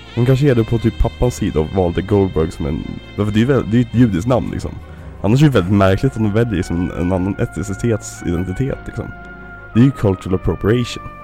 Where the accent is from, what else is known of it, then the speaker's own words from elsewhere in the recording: Sweden; vi svenskar